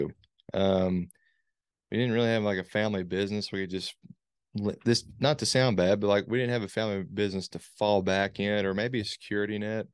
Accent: Morehead, Kentucky, United States; grew up here, born here, raised here

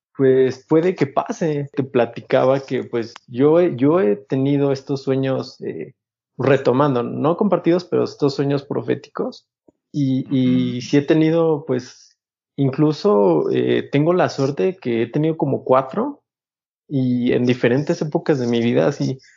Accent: Mexico; lo que somos, pues, como mexicanos

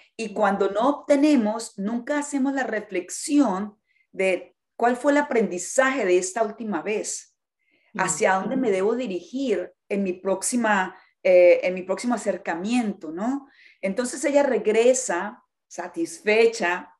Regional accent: Colombia; yo soy colombiana

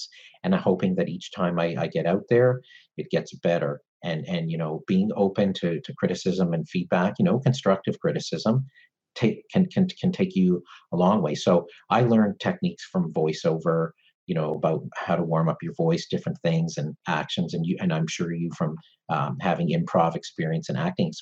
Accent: Canada; I'm Canadian

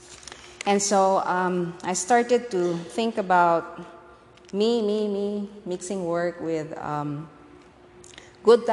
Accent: Philippines; moved away; born and raised in the Philippines.

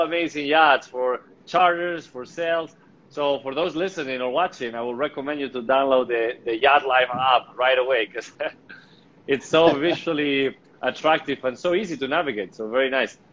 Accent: Spain; I'm from Spain

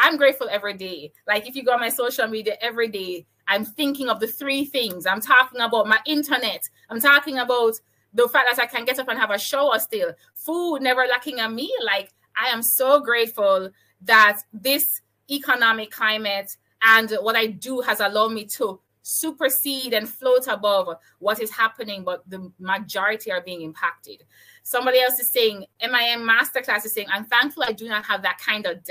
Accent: Jamaica; I'm from Jamaica

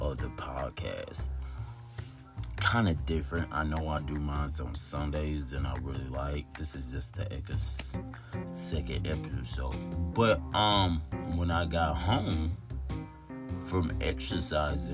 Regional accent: Tulsa, Oklahoma, United States; I'm from Tulsa, Oklahoma.

